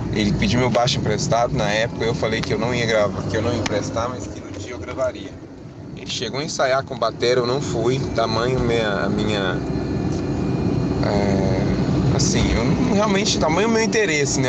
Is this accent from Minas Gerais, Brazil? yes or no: yes; Uberaba, Minas Gerais, Brazil; Nós somos de Uberaba, Minas Gerais